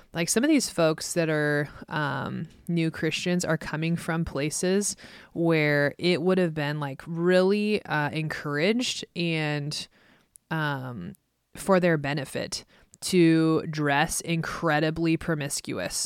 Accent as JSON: {"language": "English", "region": "Midwest", "country": "United States", "tie": "born or raised there", "said": "growing up in the Midwest"}